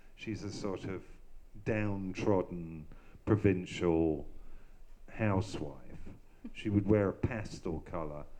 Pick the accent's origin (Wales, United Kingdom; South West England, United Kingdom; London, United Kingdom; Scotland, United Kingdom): London, United Kingdom; I grew up in the Hampstead Garden suburb in North London in the 1960s.